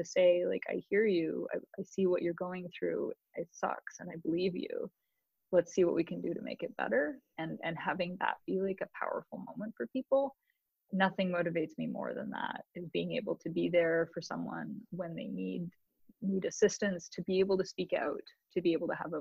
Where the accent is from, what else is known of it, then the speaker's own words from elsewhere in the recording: Canada; now in United States; as a Canadian